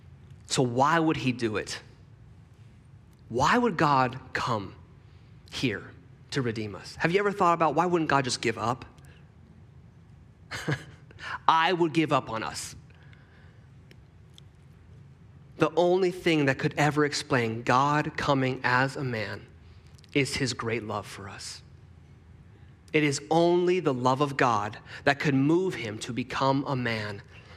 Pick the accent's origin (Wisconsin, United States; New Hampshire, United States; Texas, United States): Texas, United States; moved away; I was born in Texas